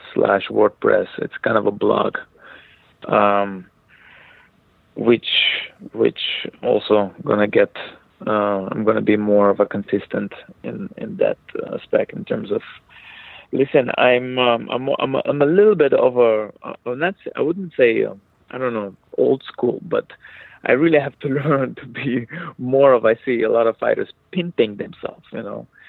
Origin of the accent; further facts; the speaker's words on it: Israel; now in United States; when I was uh, growing up in Israel, I was non non non religious person